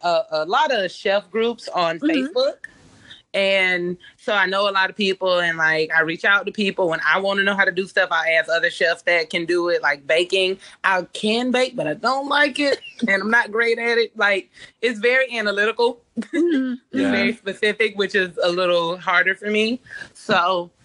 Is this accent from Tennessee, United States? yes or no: no; Tallahassee, Florida, United States; I'm from Tallahassee. Okay, cool. Tallahassee, Florida